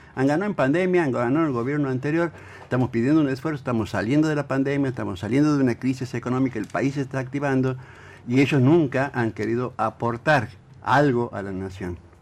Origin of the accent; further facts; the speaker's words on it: Argentina; como argentinos